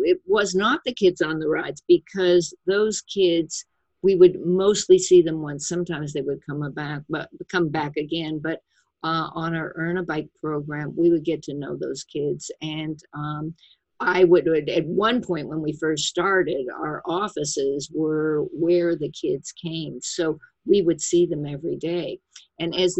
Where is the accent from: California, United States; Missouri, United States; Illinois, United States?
Missouri, United States; St. Louis; moved away; my hometown was St. Louis, and I went back to visit